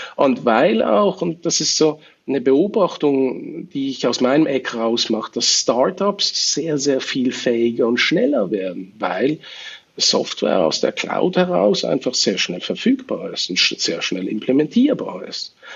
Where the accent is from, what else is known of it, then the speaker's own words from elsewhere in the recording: Switzerland; bei uns in der Schweiz, weil wir doch einen Tacken kleiner sind